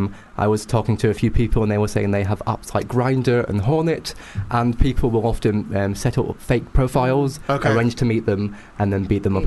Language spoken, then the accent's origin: English; United Kingdom; accent: British; my British accent